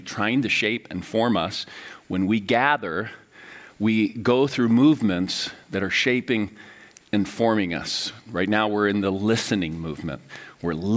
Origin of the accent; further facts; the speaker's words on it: Miami, Florida, United States; moved away as an adult; now in St. Paul, United States; my hometown of Miami